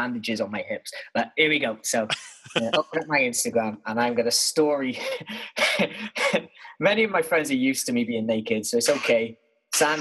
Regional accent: Wales, United Kingdom; now in London, United Kingdom; We both moved to London from different parts of the UK, me being Welsh, so from Wales

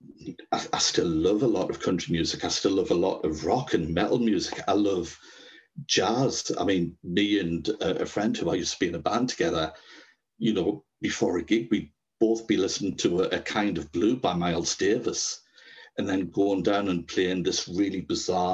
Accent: Sunderland and Durham, the Northeast, North East England, United Kingdom; I'm from Sunderland and Durham in the Northeast

